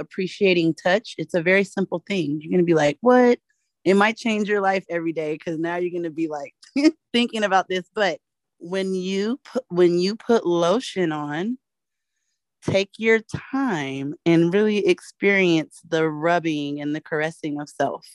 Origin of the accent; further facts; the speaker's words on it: California, United States; I'm from California